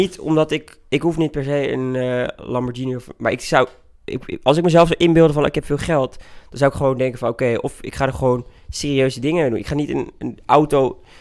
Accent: Twente, Overijssel, Netherlands; now in Utrecht, Netherlands; ik woon dus in Utrecht, maar ik voel me meer tukker dan dat ik me Nederlander voel

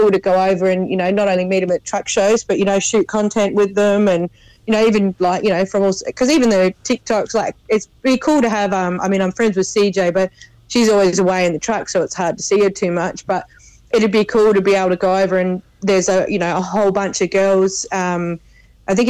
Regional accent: Australia; born or raised there; accent: bogan

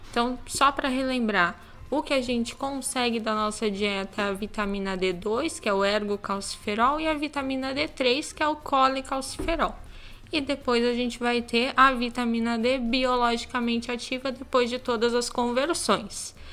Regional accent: Curitiba, Paraná, Brazil; Eu sou curitibana

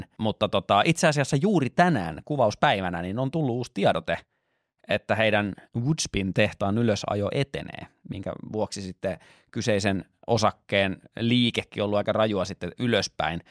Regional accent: Lahti, Päijät-Häme, Finland; moved away; koska olen Lahdesta kotoisin

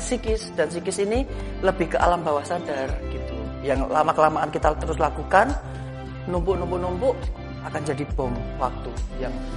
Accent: Yogyakarta, Special Region of Yogyakarta, Indonesia; Saya lahir dan besar di Jogja, kuliah dan bekerja juga di Jogja.

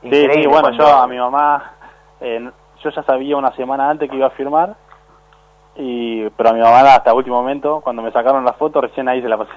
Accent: Lanús, Buenos Aires Province, Argentina; Sí, vengo de Lanús.

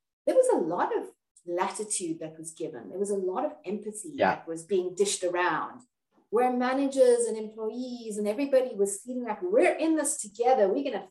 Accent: Cape Town, Western Cape, South Africa; I'm from South Africa, from Cape Town. You may be able to hear my accent.

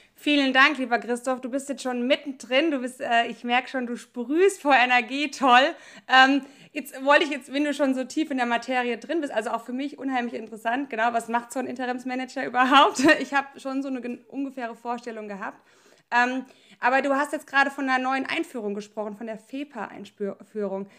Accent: Germany; ich komme aus dem Odenwald

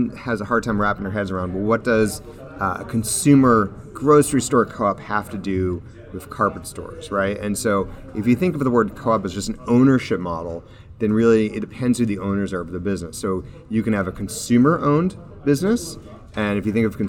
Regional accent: Manchester, New Hampshire, United States; I was growing up in Manchester, New Hampshire

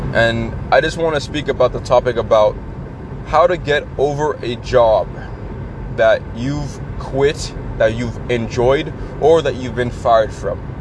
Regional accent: Canada; I'm a Canadian. We are nice people

